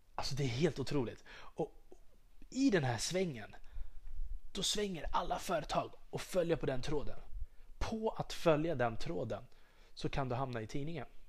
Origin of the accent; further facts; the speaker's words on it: Sweden; jag är svensk, jag är patriot